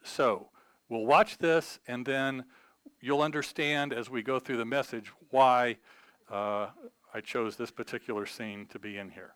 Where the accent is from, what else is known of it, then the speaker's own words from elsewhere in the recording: United States; we're American